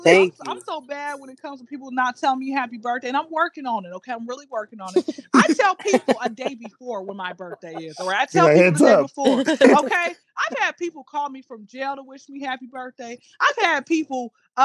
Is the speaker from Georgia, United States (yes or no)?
yes; Atlanta, Georgia, United States; I am from Atlanta, Georgia